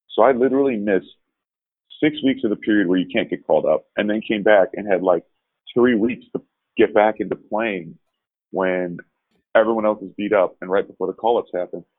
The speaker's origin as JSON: {"language": "English", "town": "Chicago", "region": "Illinois", "country": "United States", "tie": "born or raised there", "said": "I grew up in Chicago"}